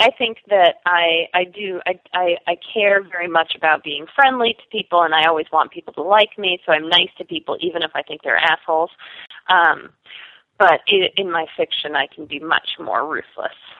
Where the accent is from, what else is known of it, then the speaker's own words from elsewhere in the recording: New York City, New York, United States; also born or lived in Oberlin, Ohio / Madison, Wisconsin; I grew up on the Upper West Side in Manhattan